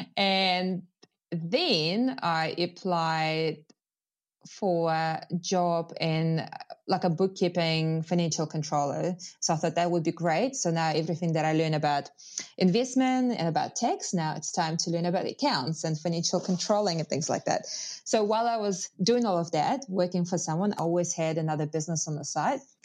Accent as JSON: {"language": "English", "region": "Moscow", "country": "Russia", "second_language": "English", "moved": "as an adult", "lives_now": "New Zealand"}